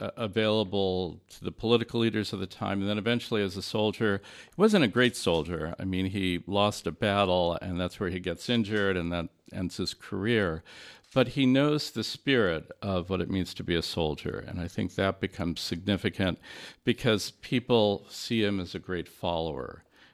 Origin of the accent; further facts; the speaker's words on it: Los Angeles, California, United States; now in Detroit, United States; I'm originally from Los Angeles area, and I came to work in the architecture school here.